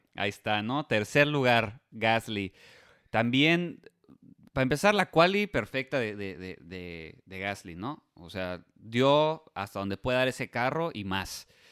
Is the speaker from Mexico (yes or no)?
yes; Mexico; nosotros como mexicanos